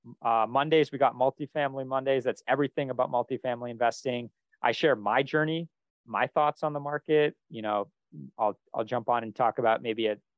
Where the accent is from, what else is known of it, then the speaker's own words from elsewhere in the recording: Northeast, United States; Since we're both from the Northeast and we both at least at one time or another have lived in Boston